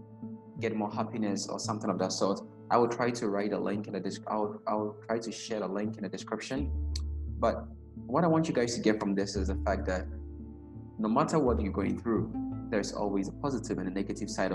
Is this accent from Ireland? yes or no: no; Ghana; I personally growing up in Ghana